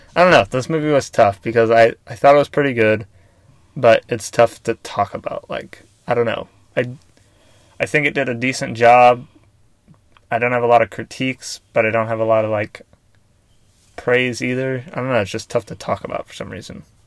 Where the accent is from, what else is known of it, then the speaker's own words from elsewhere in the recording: Missouri, United States; I grew up in Missouri